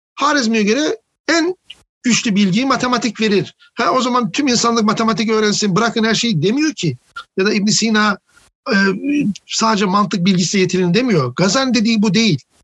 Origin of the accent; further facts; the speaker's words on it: Of, Trabzon, Turkey; Karadenizliyim, ofluyum